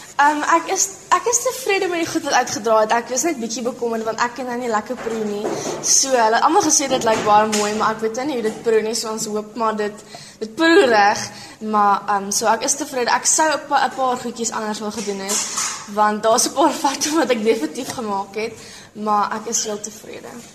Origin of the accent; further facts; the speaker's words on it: George, Western Cape, South Africa; Ek kom ook van George af en ek is in graad 8 in Otoniqua Hoërskool.